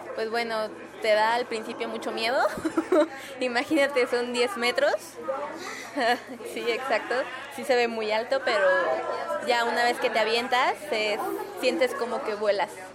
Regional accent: Mexico; de dónde eres y tú muy contenta digas de México

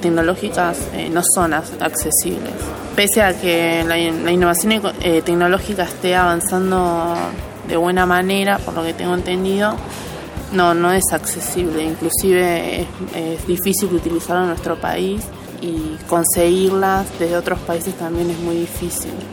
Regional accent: El Bolsón, Río Negro, Argentina; soy nacida en el Bolsón, Río Negro

